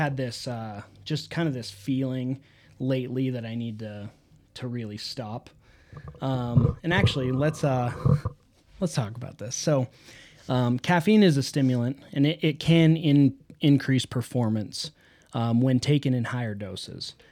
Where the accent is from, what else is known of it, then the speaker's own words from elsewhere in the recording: United States; We are American